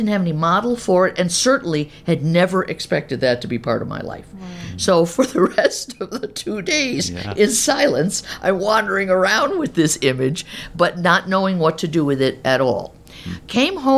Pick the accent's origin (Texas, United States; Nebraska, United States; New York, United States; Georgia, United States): New York, United States; Albany; moved away as an adult; also born or lived in Terre Haute, Indiana / St. Louis / Kansas City; I was raised in Albany, New York, upstate New York